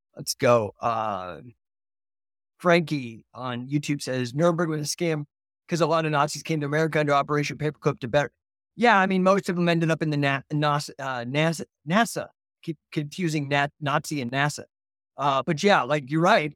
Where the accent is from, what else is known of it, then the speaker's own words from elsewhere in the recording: near Rocky Flats, Colorado, United States; I did grow up within ten miles of Rocky Flats here in Colorado